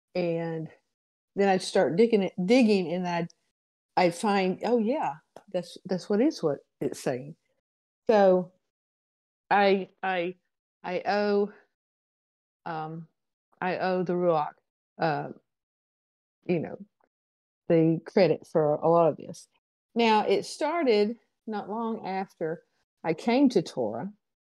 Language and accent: English; Alabama, United States; I'm from Alabama, and probably people who would postulate that I have yet to speak English